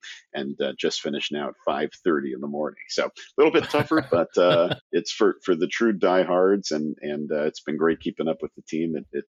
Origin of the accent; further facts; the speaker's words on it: Berkeley, California, United States; moved away as an adult; also born or lived in San Diego; now in Israel; I grew up in the Bay Area, grew up in Berkeley.